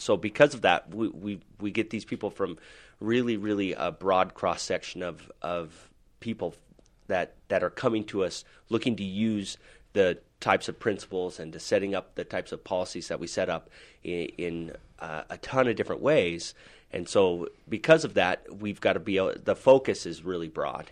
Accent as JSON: {"language": "English", "town": "Salt Lake City", "region": "Utah", "country": "United States", "tie": "born or raised there", "said": "I am from Salt Lake City, Utah here, and, uh, I'm born and raised"}